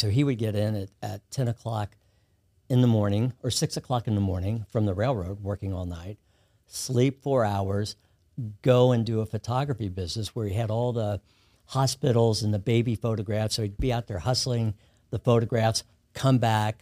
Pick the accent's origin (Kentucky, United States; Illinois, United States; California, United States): Kentucky, United States; moved away as an adult; also born or lived in Los Angeles; now in Baton Rouge, United States; I grew up in Kentucky